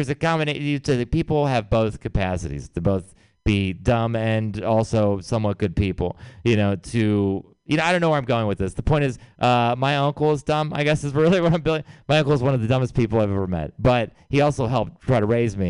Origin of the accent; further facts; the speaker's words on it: Texas, United States; moved away; I'm from Texas.